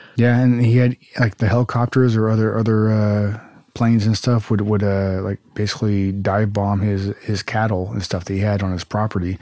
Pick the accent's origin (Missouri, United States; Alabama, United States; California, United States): California, United States; Southern; I grew up in Southern California